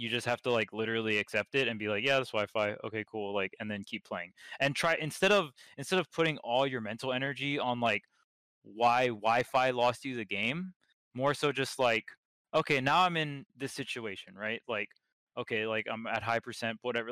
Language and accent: English; Hawaii, United States; I'm from Hawaii.